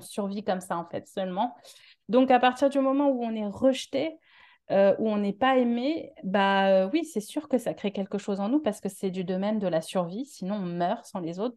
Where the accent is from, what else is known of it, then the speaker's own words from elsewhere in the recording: Paris, Île-de-France, France; accent: Parisian; moved away as an adult; now in Marseille, France; je suis de Paris à la base